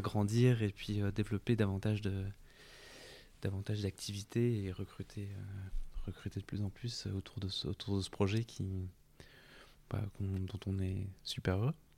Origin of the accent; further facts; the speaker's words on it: France; also born or lived in Italy; chez nous en France